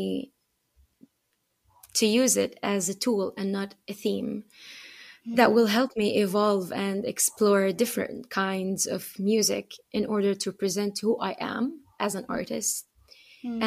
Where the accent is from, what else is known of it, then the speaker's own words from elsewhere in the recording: United States; moved away; also born or lived in Acre, Galilee, Palestine; growing up in the States